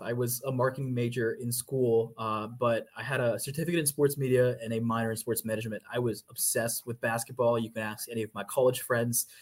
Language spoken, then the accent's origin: English; Georgia, United States; moved away as an adult; also born or lived in Hartford, Connecticut / York, Pennsylvania; now in Kansas City, United States; I'm originally from Georgia